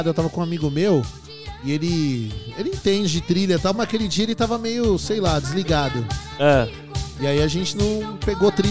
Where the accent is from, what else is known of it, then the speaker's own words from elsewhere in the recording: Santo André, São Paulo, Brazil; born there; Nasci em Santo André.